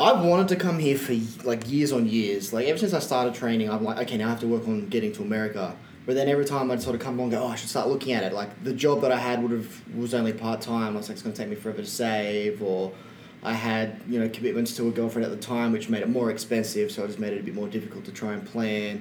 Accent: Sydney, New South Wales, Australia; we're from New South Wales.

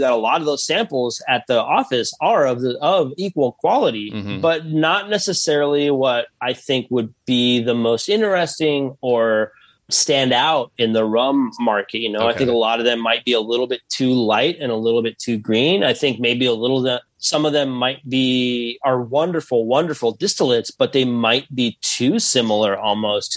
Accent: Tucson, Arizona, United States; I'm from the borderlands. I'm from Tucson

